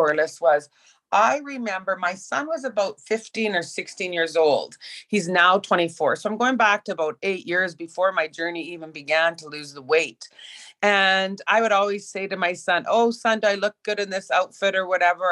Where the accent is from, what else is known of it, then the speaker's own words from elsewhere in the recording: Prince Albert, Saskatchewan, Canada; Growing up in Prince Albert, Saskatchewan, where I was a very high level competitive swimmer